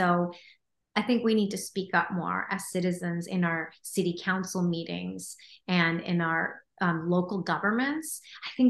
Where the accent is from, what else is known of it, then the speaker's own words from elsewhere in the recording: Los Angeles, California, United States; I grew up in Los Angeles